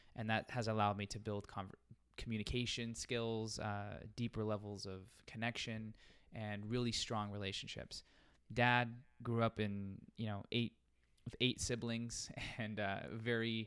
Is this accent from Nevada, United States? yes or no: yes; Las Vegas, Nevada, United States; I'm born and raised in Las Vegas, so stayed home